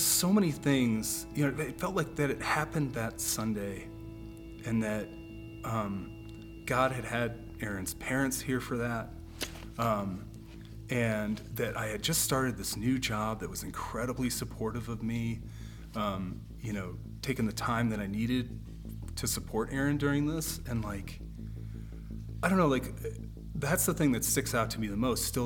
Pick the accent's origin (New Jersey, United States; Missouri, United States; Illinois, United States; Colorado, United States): Illinois, United States; Chicago; now in Denver, United States; I am originally from Chicago, currently a cardiologist working in Denver.